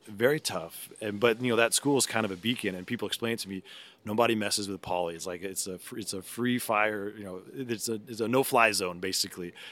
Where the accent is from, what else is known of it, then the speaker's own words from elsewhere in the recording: Salinas, California, United States; I'm born and raised in Salinas